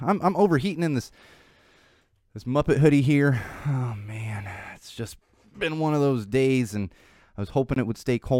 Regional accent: Florida, United States; born there; Yes, I was born in Florida, and I'm familiar with Gainesville to an extent.

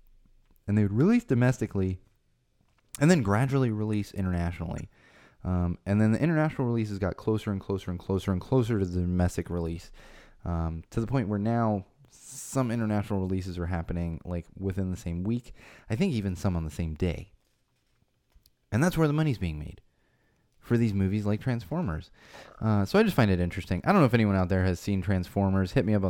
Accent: Florida, United States; born there; I was born in Florida.

